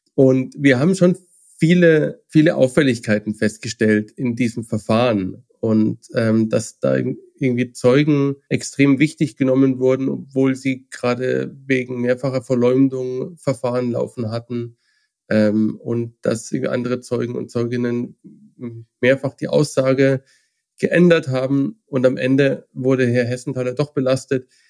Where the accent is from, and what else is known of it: Germany